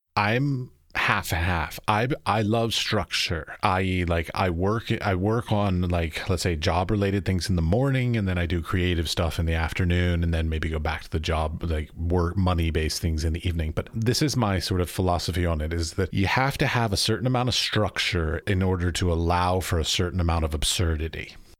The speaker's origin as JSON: {"language": "English", "country": "United States", "tie": "born or raised there", "also_born_or_lived": "United Arab Emirates", "moved": "as an adult", "said": "I'm from America, so I grew up going through schooling"}